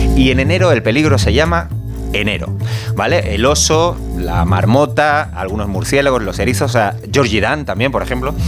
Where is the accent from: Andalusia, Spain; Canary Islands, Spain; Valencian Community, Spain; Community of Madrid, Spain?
Canary Islands, Spain; moved away; yo soy canario